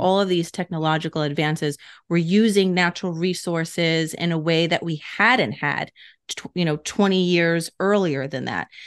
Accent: New York, United States; I'm a New Yorker

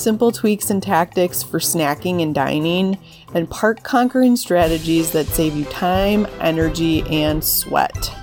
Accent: Midwest, United States; I grew up in the Midwest

